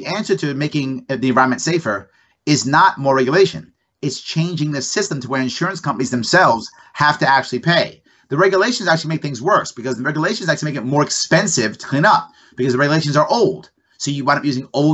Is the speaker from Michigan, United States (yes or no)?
no; New York City, New York, United States; also born or lived in Long Island; now in Queens, New York City, United States; I'm born and raised in the Bronx, some part on Long Island, and now in Queens